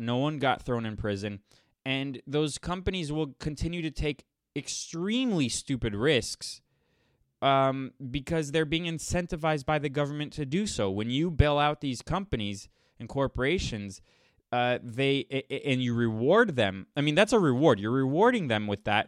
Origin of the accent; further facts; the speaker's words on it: United States; I'm an American first nationalist